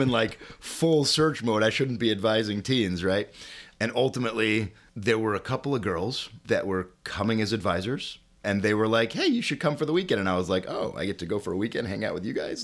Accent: Chicago, Illinois, United States; I'm a uh, born and bred Chicagoan. Um, grew up here my uh, my whole life

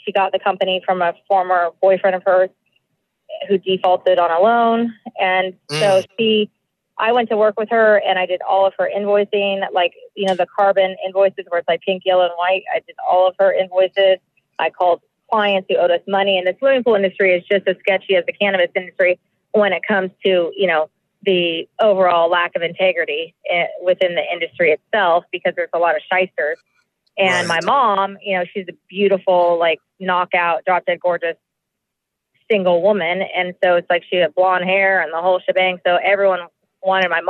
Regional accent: Yorba Linda, California, United States; also born or lived in Fullerton / Newport Coast / Boston / New York; I was born at St. Jude in Fullerton, and then I was raised in Yorba Linda until I was 12. Then we moved to Newport Coast.

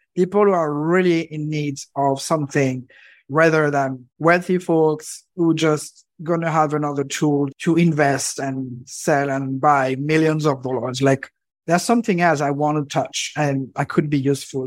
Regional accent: Normandy, France; I grew up in France, specifically in Normandy

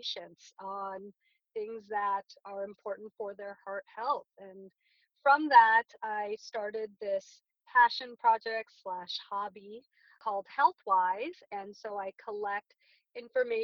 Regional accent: Glendale, California, United States; also born or lived in New York; I'm a Southern California native, and I grew up in Glendale, California, right outside of Los Angeles

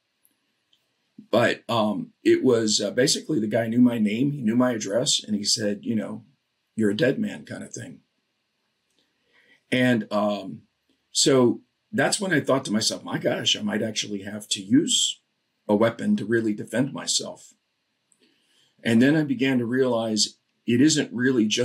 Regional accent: Florida, United States; I grew up in Florida.

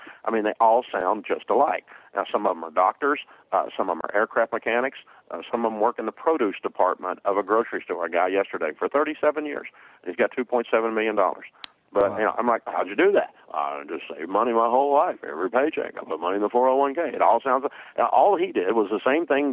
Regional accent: the South, United States; growing up in the South, my daddy always called it horse sense.

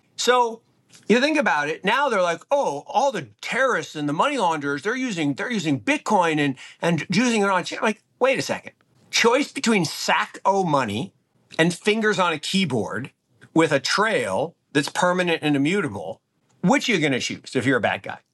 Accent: Seattle, Washington, United States; the early eighties where I grew up in Seattle

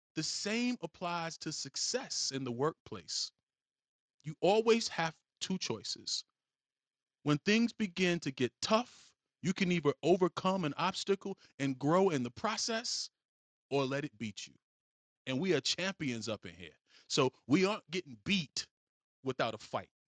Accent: Virginia, United States; I am from Virginia. Um, I, I spent most of my, my life in Virginia. So, you know, Virginia is where I'm claiming

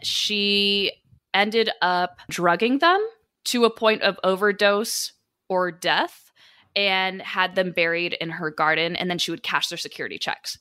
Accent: Sacramento, California, United States; I am from Sacramento originally

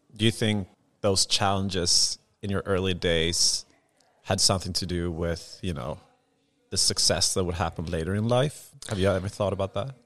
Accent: Sweden; I'm from Småland

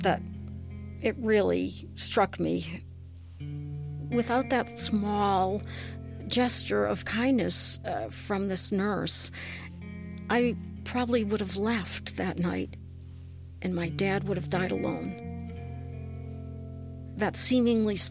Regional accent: Worcester, Massachusetts, United States; I am originally from Worcester, Massachusetts

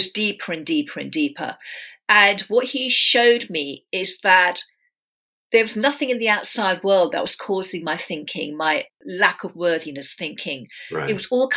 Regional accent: London, United Kingdom; also born or lived in India / England; They came over to England in the early 60s. I was born in London. And then they sent me back to India to live with my extended family, my mum's extended family. And my mum and dad and my brother and sister stayed in England. And then I came back into the family when I was five

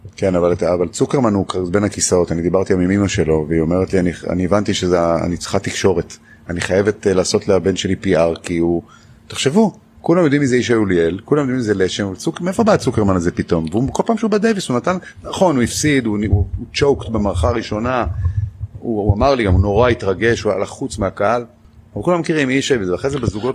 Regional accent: Israel; אנחנו ככה אנחנו ישראלים

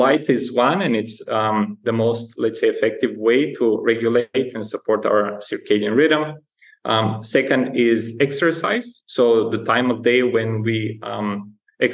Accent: Bulgaria; moved away as an adult; also born or lived in Alaska / London / Germany / Netherlands; I'm originally from Bulgaria, a small Eastern European country

